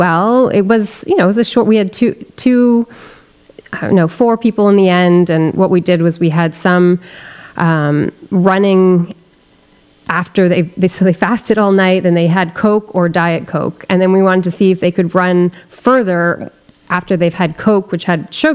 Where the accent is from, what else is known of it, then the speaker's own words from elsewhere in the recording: Bedford, Quebec, Canada; also born or lived in Sutton, Quebec / Cowansville, Quebec; I grew up in the Eastern Townships. I went to a public high school in Cowansville